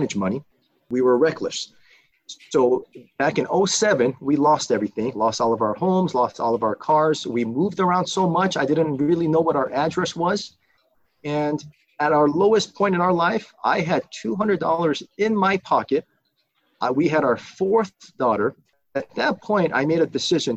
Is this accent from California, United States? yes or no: yes; Burbank, California, United States; also born or lived in South Korea; Came here in 1984, 1985, and I grew up in Burbank